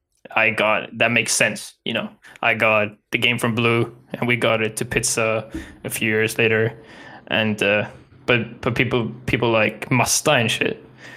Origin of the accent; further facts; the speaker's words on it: Umeå, Västerbotten County, Sweden; also born or lived in Skellefteå; I was born in Skellefteå. It's like 10 or 15 Swedish miles. So it's not even far from here. Still in the north. I lived there until I was like 4 years old, so I barely remember anything from there. And then from that I moved a bit around in Umeå